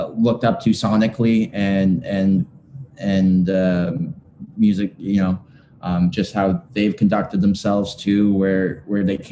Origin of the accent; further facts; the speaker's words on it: Canada; we are Canadian. We're from Canada